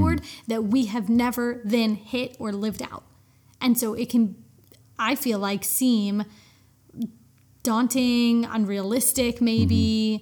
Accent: United States; I'm American

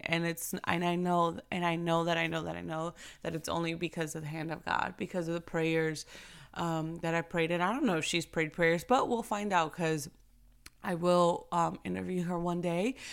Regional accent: New York, United States; I remember growing up in New York

